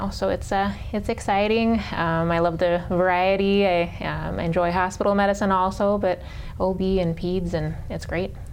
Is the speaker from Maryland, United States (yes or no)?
yes; Maryland, United States; born there; I was born in Maryland